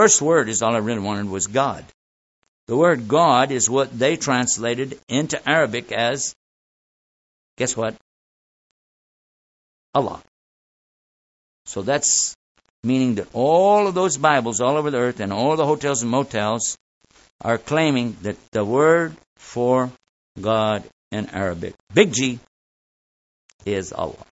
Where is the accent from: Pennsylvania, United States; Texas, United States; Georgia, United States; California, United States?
Texas, United States; I'm from Texas